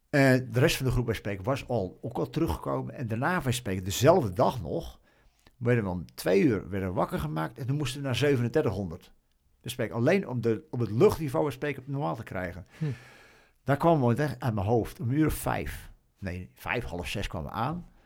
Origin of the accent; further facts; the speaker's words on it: Australia; Oh, we komen uit Australië en we, we weten niet wat kou is.